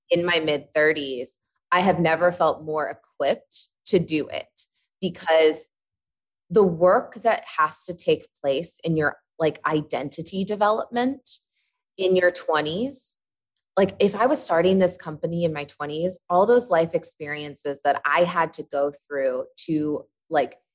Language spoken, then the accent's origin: English; Midwest, United States; I come from the Midwest and uh, I grew up Catholic